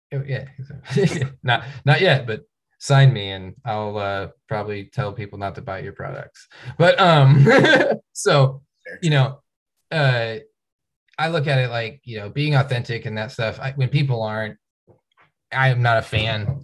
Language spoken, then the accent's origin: English; Tacoma, Washington, United States; now in Bellingham, United States; I grew up in Tacoma